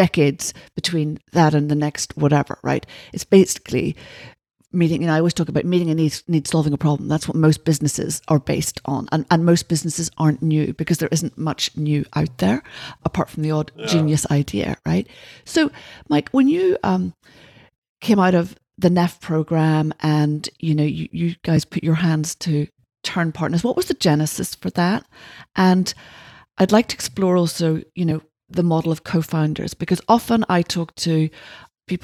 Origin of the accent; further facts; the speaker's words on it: Ireland; being Irish